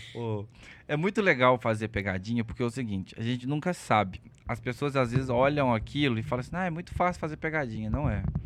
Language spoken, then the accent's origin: Portuguese; Belo Horizonte, Minas Gerais, Brazil; Sou natural de BH. Nasci aqui no Felício Roxo.